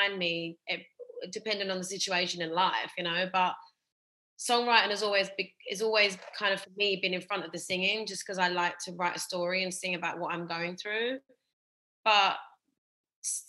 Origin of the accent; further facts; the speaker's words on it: London, United Kingdom; also born or lived in Essex; I'm from Essex, like, you know, I'm a London born and bred.